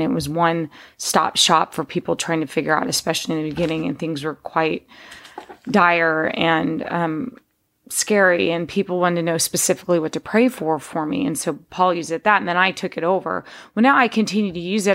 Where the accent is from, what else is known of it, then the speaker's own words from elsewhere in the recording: Texas, United States; moved away as an adult; also born or lived in Pittsburgh, Pennsylvania / West Virginia; now in California, United States; my dad moved us to Texas because he was made an offer he couldn't refuse to work, um, in the steel business in Texas.